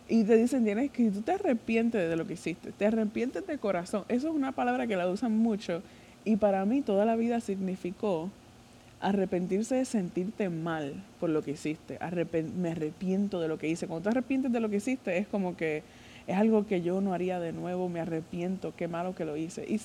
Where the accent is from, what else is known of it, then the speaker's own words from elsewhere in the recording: Puerto Rico; Yo soy de Puerto Rico